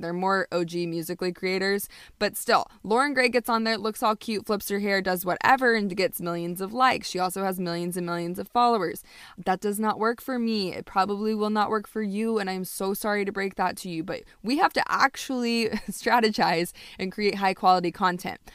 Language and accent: English; United States; also born or lived in Indonesia; as a white person growing up in America. Actually, I did grow up partially in Indonesia